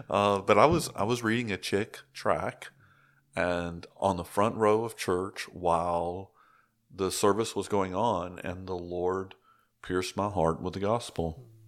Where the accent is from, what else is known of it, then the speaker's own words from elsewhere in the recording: Chattanooga, Tennessee, United States; So I grew up in Northwest Georgia, Chattanooga, Tennessee area.